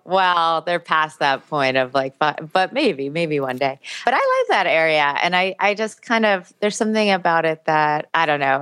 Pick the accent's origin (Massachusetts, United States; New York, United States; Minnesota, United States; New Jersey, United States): New York, United States; New York City; I grew up in New York City